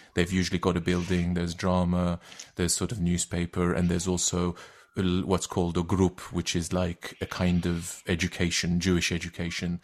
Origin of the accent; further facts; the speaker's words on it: Istanbul, Turkey; first language Turkish; English is a second language; moved away as an adult; now in London, United Kingdom; originally I'm from Turkey. I, uh, I come from, uh, I grew up in Istanbul